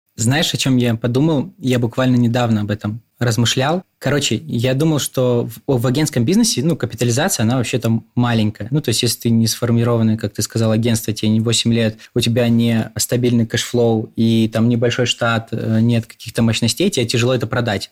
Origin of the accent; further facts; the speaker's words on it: Birobidzhan, Jewish Autonomous Oblast, Russia; Я из Биробиджана, это город под Хабаровском